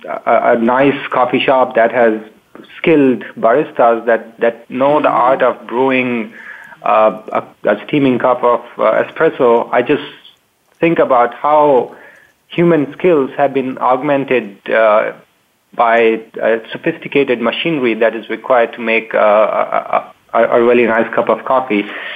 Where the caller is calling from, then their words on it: Palo Alto, California, United States; I am calling from Palo Alto, California.